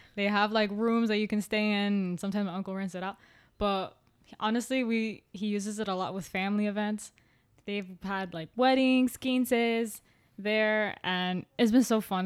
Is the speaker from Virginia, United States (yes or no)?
no; Miami, Florida, United States; We grew up in the city, city